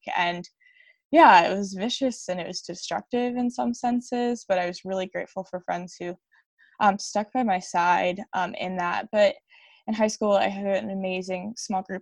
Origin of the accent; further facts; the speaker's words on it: Westminster, Maryland, United States; also born or lived in Newark, Delaware; I live outside of the city of Baltimore, Maryland, in a suburb called Westminster.